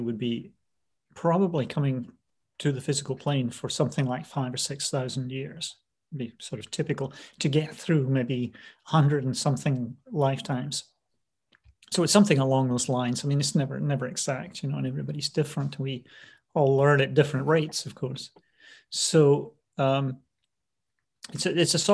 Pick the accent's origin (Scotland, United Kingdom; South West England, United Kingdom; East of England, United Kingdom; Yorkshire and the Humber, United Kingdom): Scotland, United Kingdom; moved away as an adult; also born or lived in London / Pacific Northwest; now in United States; I was raised in Scotland